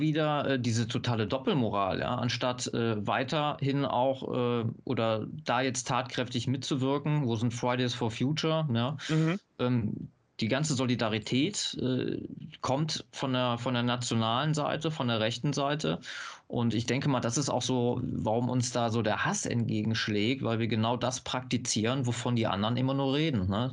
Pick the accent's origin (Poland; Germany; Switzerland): Germany; North Rhine-Westphalia; ich komme hier aus Nordrhein-Westfalen